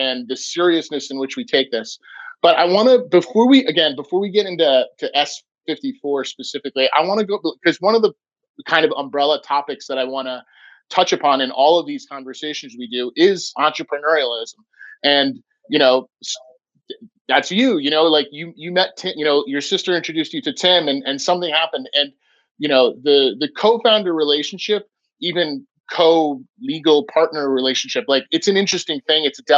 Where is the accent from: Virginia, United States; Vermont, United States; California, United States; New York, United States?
Vermont, United States; We do it the Vermont way. We're from Vermont. We do what we want, right?